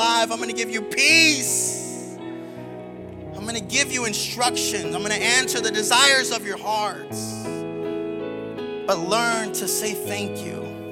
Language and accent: English; South Texas, United States; also born or lived in Seguin, Texas / Gainesville, Florida; now in Orlando, United States; I'm originally from South Texas. I was born on the border, like with Mexico, like border, like throw a rock into Mexico.